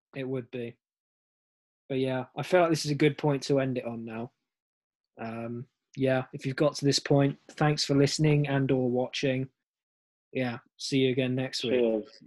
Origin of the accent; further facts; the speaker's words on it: England, United Kingdom; now in Germany; Being English in Germany